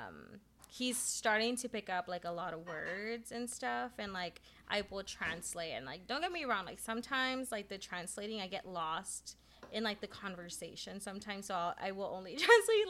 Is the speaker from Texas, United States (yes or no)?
yes; the Valley, Texas, United States; moved away; I was raised in the Valley